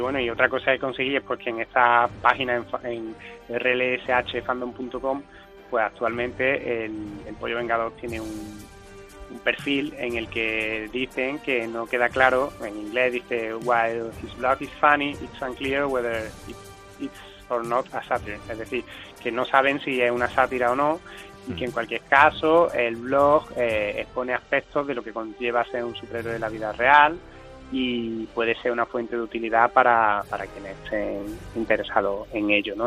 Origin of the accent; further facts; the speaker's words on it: Córdoba, Andalusia, Spain; also born or lived in Seville; yo soy cordobés y actualmente vivo en Córdoba, pues está viviendo 12 años en Sevilla